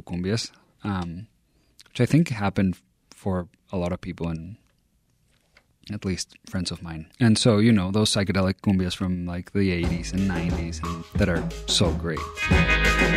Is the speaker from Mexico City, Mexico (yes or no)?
yes; Mexico City, Mexico; moved away as an adult; now in Chicago, United States; From Mexico City, born and raised there